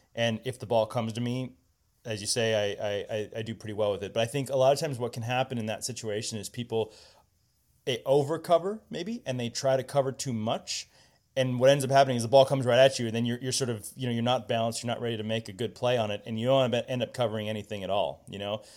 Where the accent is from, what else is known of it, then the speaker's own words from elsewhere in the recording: Indianapolis, Indiana, United States; growing up in Indianapolis, we, you know, played a lot of junior tennis indoors